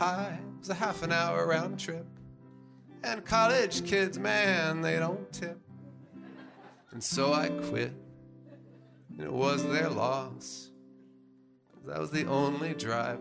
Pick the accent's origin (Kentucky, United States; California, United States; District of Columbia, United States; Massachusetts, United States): District of Columbia, United States; Washington; I grew up in Washington, D.C.